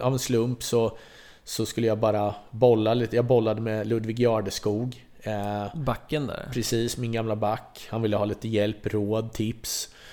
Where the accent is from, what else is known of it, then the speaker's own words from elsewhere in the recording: Vimmerby, Kalmar County, Sweden; Här är ändå Vimmerby, det är min hemort.